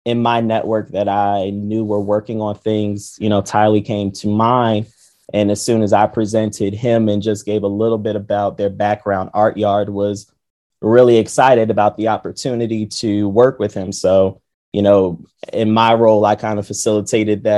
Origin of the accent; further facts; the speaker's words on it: New Jersey, United States; I'm born and raised in New Jersey